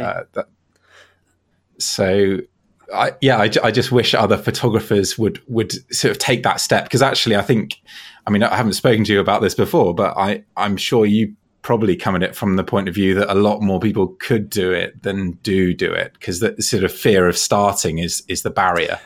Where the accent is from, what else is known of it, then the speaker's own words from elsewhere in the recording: Devon, South West England, United Kingdom; moved away; I'm actually from Devon in the southwest of England originally